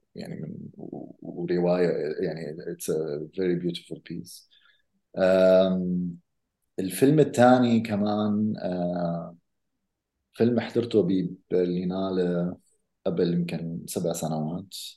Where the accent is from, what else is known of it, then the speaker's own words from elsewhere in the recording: Amman, Amman Governorate, Jordan; انا ربيت بعمان